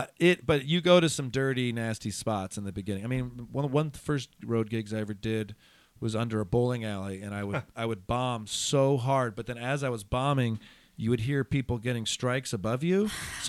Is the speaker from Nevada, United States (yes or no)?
no; Ann Arbor, Michigan, United States; moved away; I'm from Ann Arbor.